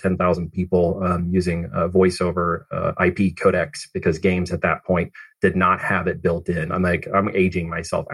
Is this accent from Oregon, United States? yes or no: yes; Oregon, United States; also born or lived in Missouri; I actually came from Missouri. But I ended up in Oregon and grew up there